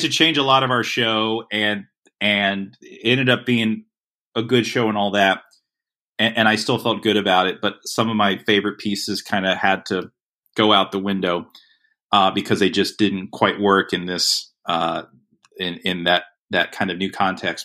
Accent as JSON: {"language": "English", "area": "Lee County", "region": "Florida", "country": "United States", "tie": "born or raised there", "said": "where I grew up in Florida"}